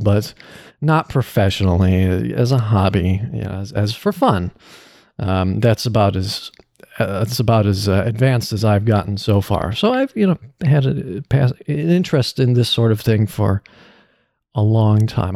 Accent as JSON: {"language": "English", "region": "Illinois", "country": "United States", "moved": "as an adult", "lives_now": "California, United States", "said": "I am from Illinois"}